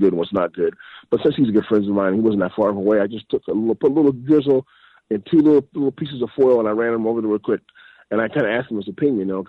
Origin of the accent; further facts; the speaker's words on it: Iowa, United States; I'm from Iowa, and we all about the pork in Iowa